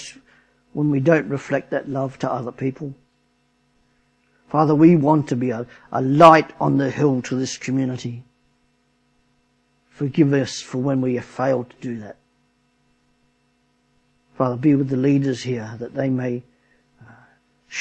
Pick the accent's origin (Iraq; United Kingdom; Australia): Australia; moved away; I'm Australian